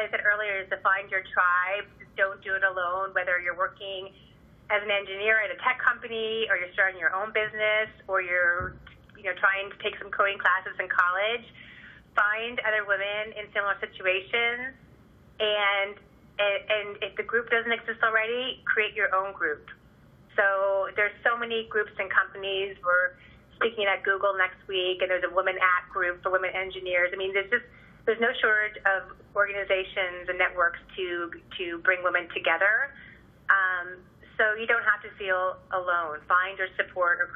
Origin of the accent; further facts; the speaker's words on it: Tiburon, California, United States; my hometown, of all things, in Tiburon, California